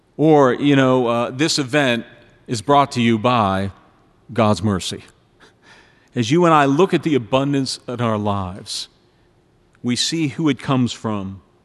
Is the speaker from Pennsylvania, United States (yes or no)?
yes; Pittsburgh, Pennsylvania, United States; I was born and raised in Pittsburgh